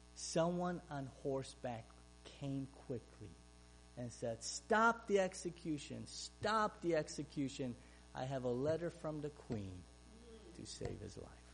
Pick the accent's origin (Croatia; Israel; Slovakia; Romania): Romania; English is a second language; now in Ohio, United States; Growing up in Romania, as a Hungarian